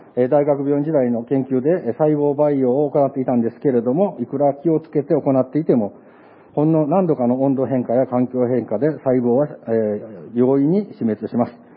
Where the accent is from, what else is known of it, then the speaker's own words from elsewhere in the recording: Amagasaki, Hyogo, Japan; 私が生まれ育った、あ、育った町はですね、尼崎の森部という下町です